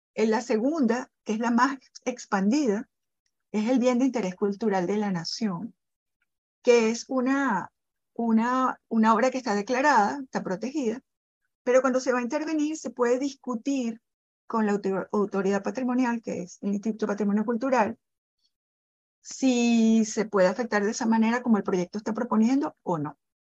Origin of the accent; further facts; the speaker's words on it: Caracas, Capital District, Venezuela; yo vivo en Caracas, yo soy caraqueña